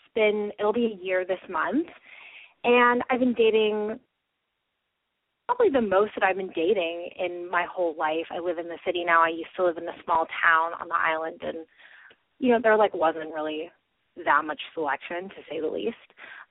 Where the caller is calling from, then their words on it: Vancouver, British Columbia, Canada; I'm 21, and I'm calling from Vancouver, BC.